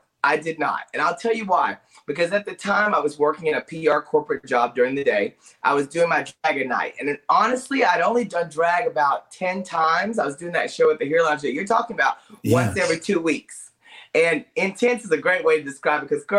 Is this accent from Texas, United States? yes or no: yes; Paris, Texas, United States; moved away as an adult; also born or lived in Dallas, Texas; growing up in Paris, Texas